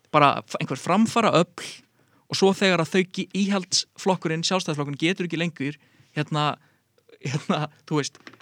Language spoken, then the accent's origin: Icelandic; Garðabær, Capital Region, Iceland; ég er úr Galabænum